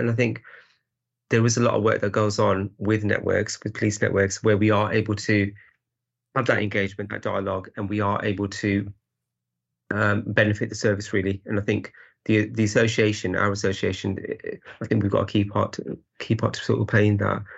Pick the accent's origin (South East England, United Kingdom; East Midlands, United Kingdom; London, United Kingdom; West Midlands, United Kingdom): West Midlands, United Kingdom; Birmingham; I'm originally from, from the sort of Birmingham area.